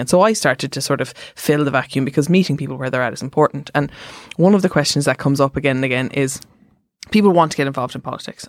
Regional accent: Cork, Munster, Ireland; I'm from Cork

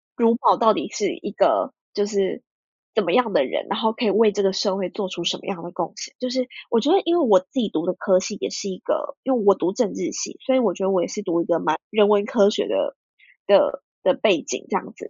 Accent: Ho Chi Minh City, Vietnam; moved away as an adult; now in Taiwan; 我从小到大就是可以很了解我妈妈家乡长什么样子，因为我就在那边长大

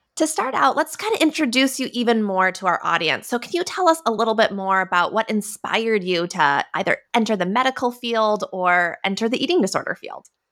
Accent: Minnesota, United States; I grew up in Minnesota

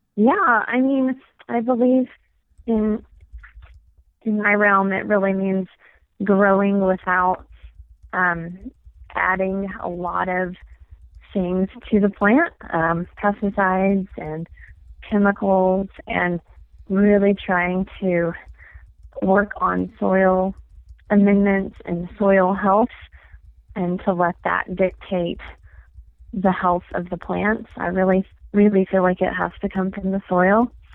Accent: East Tennessee, United States; now in Flagstaff, United States; I am from East Tennessee

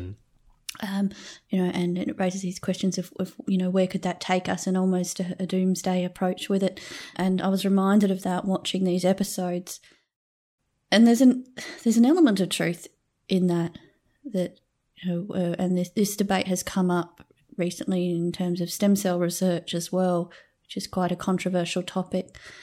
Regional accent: Australia; accent: Australian; I think in Australia my accent might just be a pretty standard one

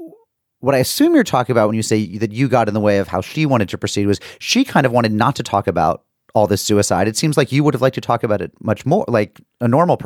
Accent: Springfield, Massachusetts, United States; also born or lived in New York City / Windsor, Connecticut; So I went to high school in Windsor, Connecticut, right near West Hartford. I'm from Springfield.

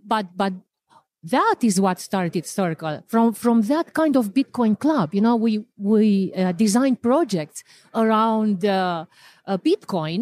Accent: Romania; moved away; I'm originally from Romania

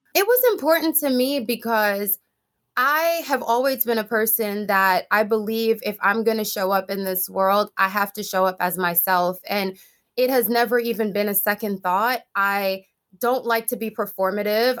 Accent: Jamaica; moved away; when I was growing up in Jamaica

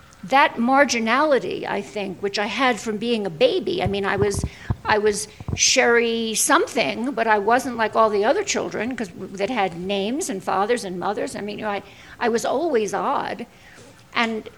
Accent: New York City, New York, United States; I'm Jewish from Brooklyn.

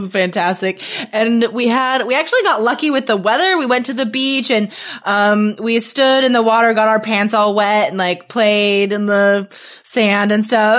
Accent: Carson City, Nevada, United States; moved away as an adult; also born or lived in Spain; my hometown. Uh, I'm from Carson City, Nevada

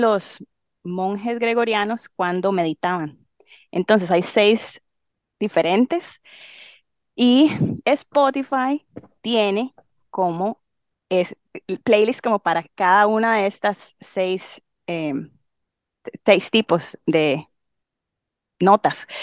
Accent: Limón, Costa Rica; moved away as an adult; soy tica, obviamente. Em, crecí en Limón

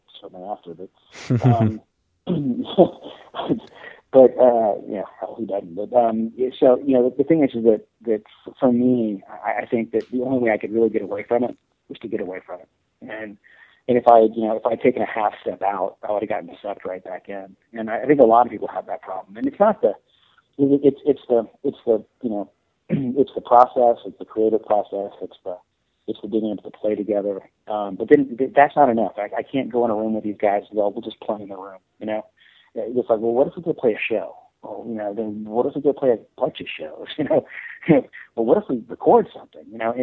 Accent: Florida, United States; moved away; also born or lived in New York; when I moved from New York down to Florida, I'm actually from Florida, so I moved home

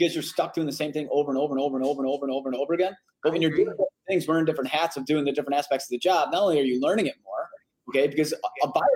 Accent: Chicago, Illinois, United States; growing up on the South side

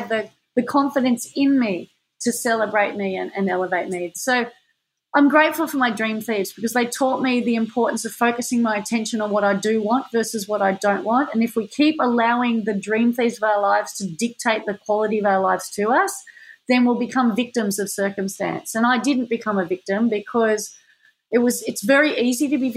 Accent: Manly, New South Wales, Australia; when I was growing up in Manly

